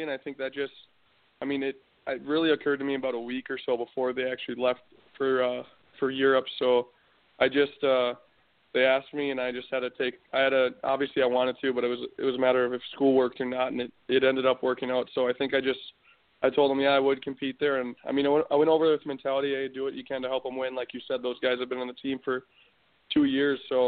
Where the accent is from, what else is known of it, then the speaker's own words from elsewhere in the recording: Lakeville, Minnesota, United States; growing up in Minnesota, that's what you know is high school hockey